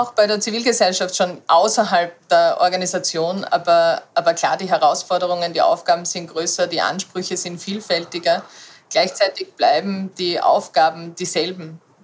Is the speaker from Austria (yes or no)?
yes; a small village outside Graz, Styria, Austria; ich bin am Land aufgewachsen, in einem kleinen Ort außerhalb der, äh, der Stadt Graz, also der Landeshauptstadt Graz